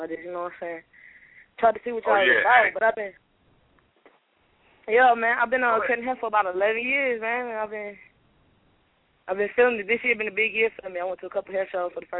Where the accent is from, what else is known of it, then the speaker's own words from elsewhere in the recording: Midwest, United States; I'm from the Midwest.